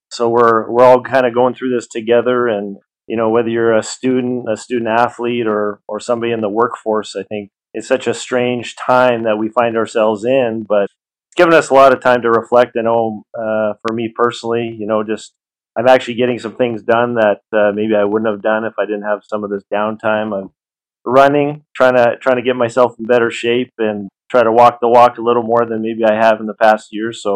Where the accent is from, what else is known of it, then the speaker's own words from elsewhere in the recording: Victoria, British Columbia, Canada; moved away; also born or lived in Peterborough, Ontario / Toronto; we went from Toronto to Peterborough, where I was born, Victoria